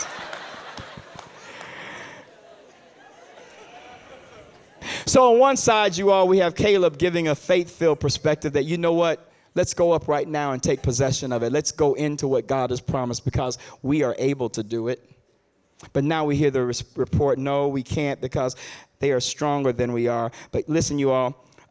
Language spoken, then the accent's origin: English; Chicago, Illinois, United States; now in Detroit, United States; my hometown, Chicago